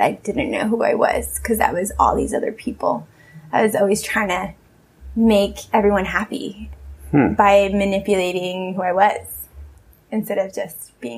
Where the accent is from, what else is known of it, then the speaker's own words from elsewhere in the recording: Peru; I thought everything was supposed to be handed to me the way it was when I was growing up in Peru.